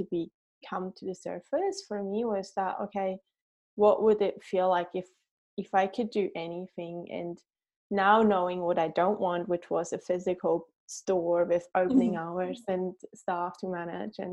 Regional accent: Switzerland; moved away as an adult; also born or lived in New Zealand; now in Raglan, New Zealand; as you can tell by my accent, I'm not a Kiwi. I grew up in Switzerland and then immigrated to New Zealand 10 years ago with my also Swiss husband

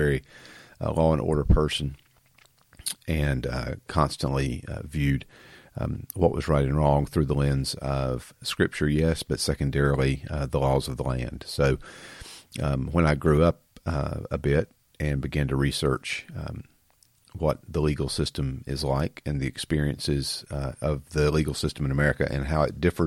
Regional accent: the South, United States; accent: country fried; I grew up in the South, in case you can't tell by my country fried accent

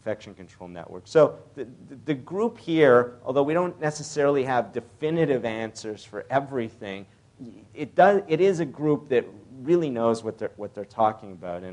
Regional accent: Canada; moved away; I'm originally Canadian

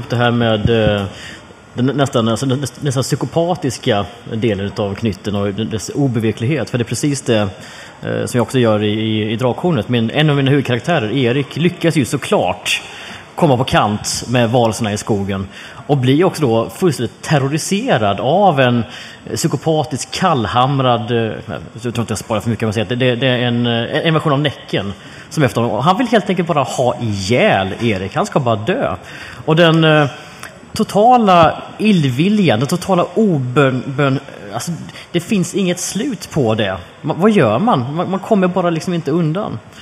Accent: Jönköping, Jönköping County, Sweden; jag växte upp i Jönköping

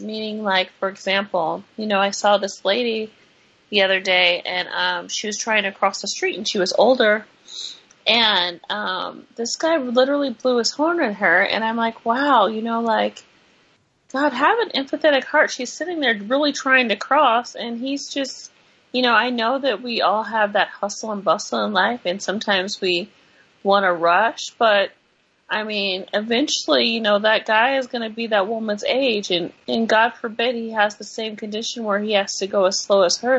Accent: California, United States; moved away; we're from California

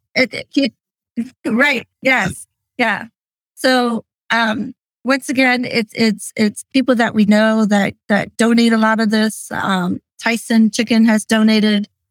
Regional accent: Lancaster County, Pennsylvania, United States; I was born and raised in Lancaster County.

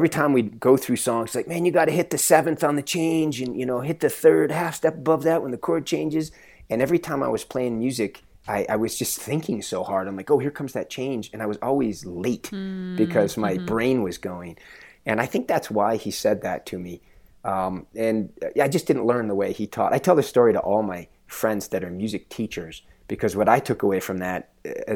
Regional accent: Phoenix, Arizona, United States; now in Flagstaff, United States; I grew up in Phoenix, Arizona

